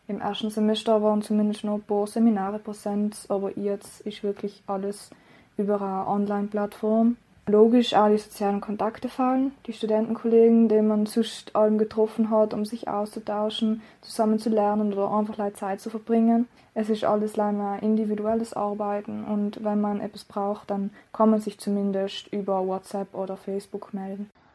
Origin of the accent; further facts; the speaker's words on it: Klausen, Trentino-Alto Adige, Italy; also born or lived in Innsbruck; komme aus Klausen und studiere alleweil an der Uni Innsbruck Psychologie